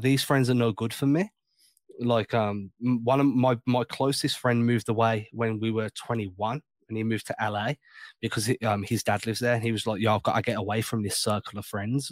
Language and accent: English; England, United Kingdom; Growing up in England